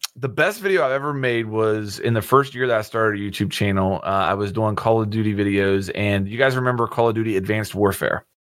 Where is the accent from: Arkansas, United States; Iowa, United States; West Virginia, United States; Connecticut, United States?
West Virginia, United States; I grew up in West Virginia